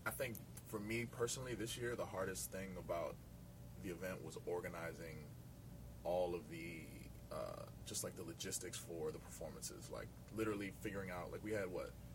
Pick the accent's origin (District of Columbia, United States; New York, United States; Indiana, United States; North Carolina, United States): District of Columbia, United States; Washington; my hometown